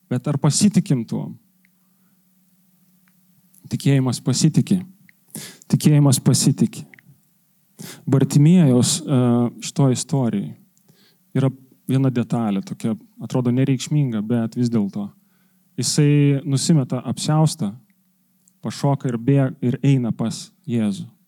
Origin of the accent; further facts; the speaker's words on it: Lithuania; Mes lietuviai esam santūrus